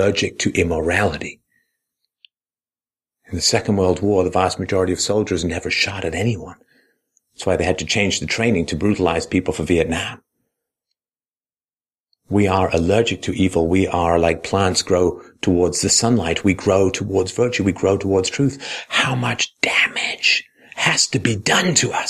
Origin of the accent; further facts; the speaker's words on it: United Kingdom; I was proud of being British.